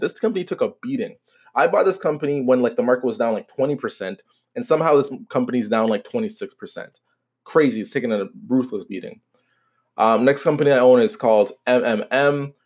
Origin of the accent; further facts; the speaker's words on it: Canada; I am Canadian